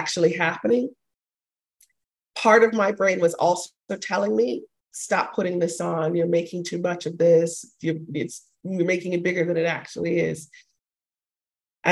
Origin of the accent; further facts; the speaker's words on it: Panama; I'm a Latina. I'm from Panama. And being raised within that culture